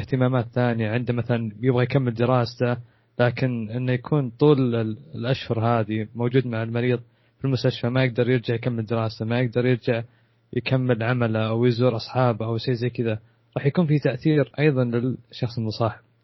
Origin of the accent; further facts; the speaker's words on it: Saudi Arabia; عندنا في السعوديه